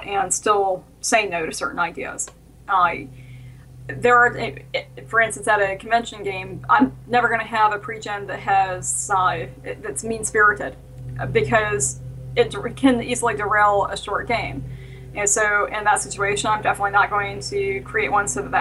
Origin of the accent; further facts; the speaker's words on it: the South, United States; I grew up in the South